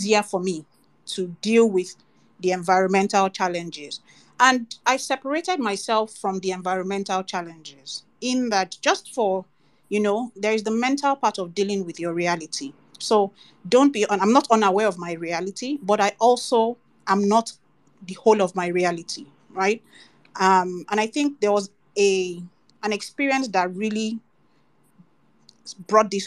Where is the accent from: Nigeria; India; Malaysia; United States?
Nigeria; also born or lived in United Kingdom; I grew up in Nigeria and then eventually went abroad to school in my adult years